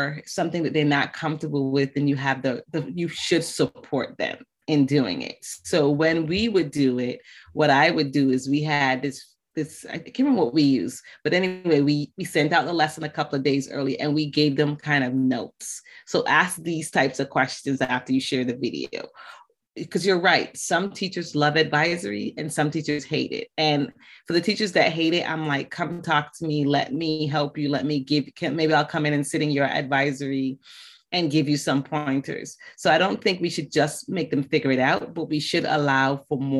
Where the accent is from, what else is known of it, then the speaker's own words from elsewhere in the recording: Barbados; moved away; also born or lived in West Africa; Bajan is B-A-J-A-N, and that is just a slang term for Barbadian because I was born in Barbados.